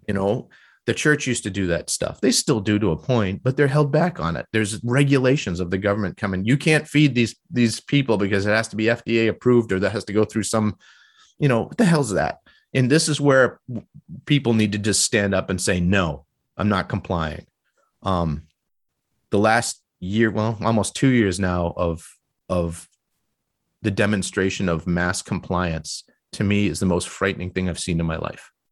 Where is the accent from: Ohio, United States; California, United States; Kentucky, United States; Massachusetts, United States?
Massachusetts, United States; that's the way I was raised and in Massachusetts.